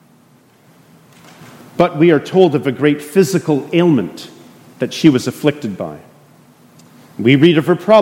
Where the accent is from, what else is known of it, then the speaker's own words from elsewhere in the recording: Canada; moved away as an adult; now in United States; I'm a Canadian